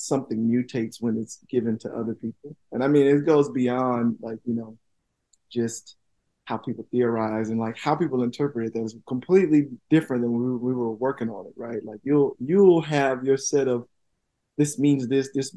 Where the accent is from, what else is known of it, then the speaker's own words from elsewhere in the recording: Tuskegee, Alabama, United States; I'm from Tuskegee.